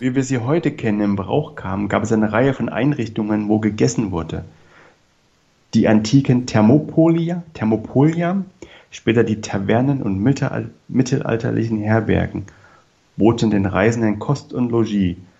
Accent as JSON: {"language": "German", "region": "East Germany", "country": "Germany", "said": "Ich bin Ossi."}